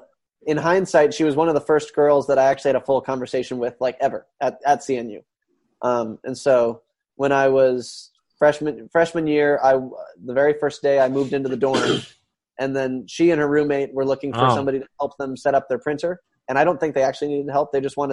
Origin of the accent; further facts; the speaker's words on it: China; So like, since I grew up in China, that was not very normal.